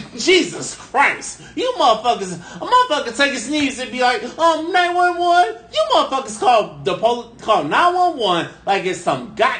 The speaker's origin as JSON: {"language": "English", "town": "St. Petersburg", "region": "Florida", "country": "United States", "said": "I know I'm from St. Pete, but goddamn, you know. I could be an educated brother from the south side of St. Pete."}